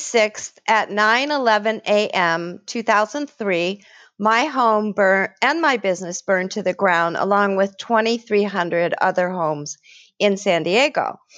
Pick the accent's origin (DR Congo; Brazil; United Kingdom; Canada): DR Congo; Ituri; When I was a little girl, I grew up in Africa. We were the first white people in the Belgian Congo's Ituri Forest.